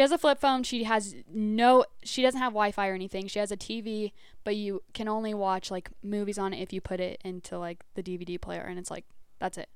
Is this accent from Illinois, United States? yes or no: no; Hatch, New Mexico, United States; also born or lived in Las Cruces, New Mexico; I was born in Cruces and I grew up in Hatch, all my mom's family farms